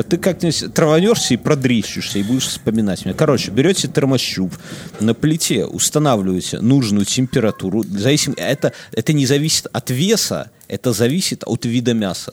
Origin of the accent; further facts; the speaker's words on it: Belarus; мы все белорусы